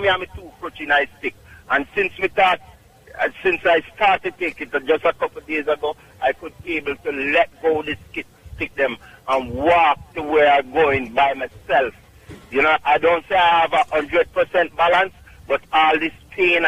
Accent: Clark's Town, Trelawny, Jamaica; also born or lived in Bronx, New York; now in New York, United States; Clarkstown, Jamaica, Trelawney.

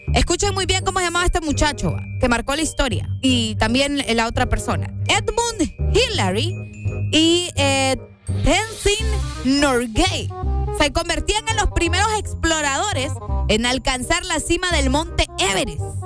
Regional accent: Honduras; uno como hondureño

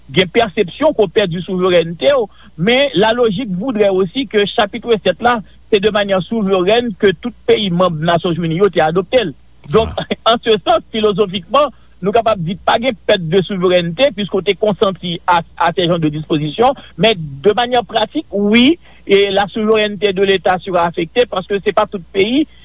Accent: Haiti; Écoutez, en tant qu'haïtien, on a toujours espéré que nous ayons assez d'autonomie

